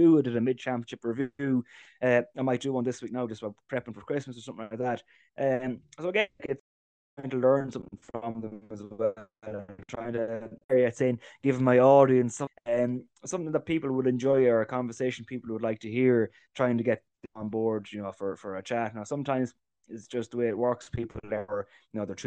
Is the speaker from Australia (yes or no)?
no; Ballyfern, County Roscommon, Ireland; We're from Ballyfern, you know, it's our club together is Ballyfern and Arrigdon and Keju.